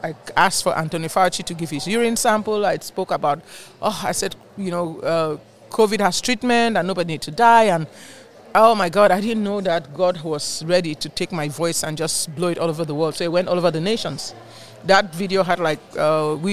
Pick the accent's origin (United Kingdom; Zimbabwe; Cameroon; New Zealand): Cameroon; moved away as an adult; also born or lived in Nigeria; now in Houston, United States; I'm from Cameroon originally.